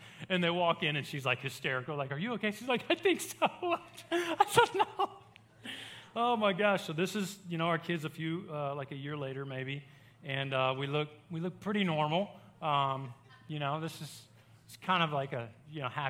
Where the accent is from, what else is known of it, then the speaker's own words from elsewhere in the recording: Baton Rouge, Louisiana, United States; moved away as an adult; now in Hot Springs, United States; I grew up in Baton Rouge, a college town.